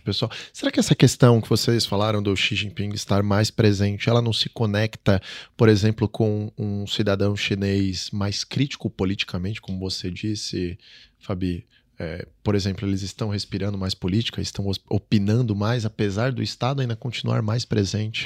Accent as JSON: {"language": "Portuguese", "country": "Brazil", "said": "nós brasileiros"}